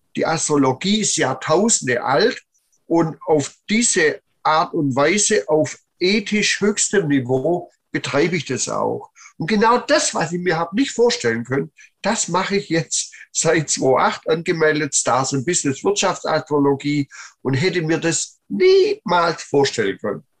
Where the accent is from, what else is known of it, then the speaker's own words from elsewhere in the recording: Plochingen, Baden-Württemberg, Germany; Sohn geboren im Bereich Holzhandlung im Stuttgarter Raum, Blochinger Hafen